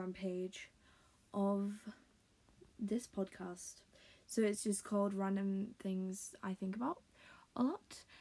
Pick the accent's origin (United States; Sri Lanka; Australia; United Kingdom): United Kingdom; accent: British; If you couldn't tell by my accent, I am British.